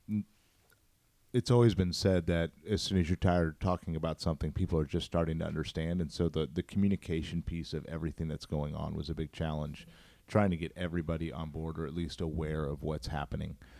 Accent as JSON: {"language": "English", "town": "St. Louis", "region": "Missouri", "country": "United States", "tie": "born or raised there", "said": "born and raised in Saint Louis, grew up in North County"}